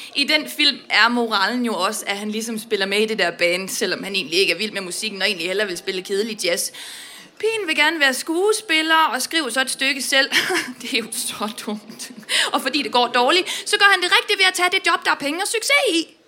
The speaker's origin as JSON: {"language": "Danish", "town": "Vestbjerg", "region": "North Denmark Region", "country": "Denmark", "said": "jeg kommer fra Vestbjerg uden for Aalborg"}